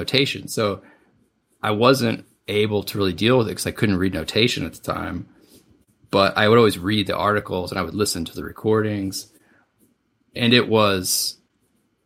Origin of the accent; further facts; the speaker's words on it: Southeast Missouri, United States; I grew up in Southeast Missouri.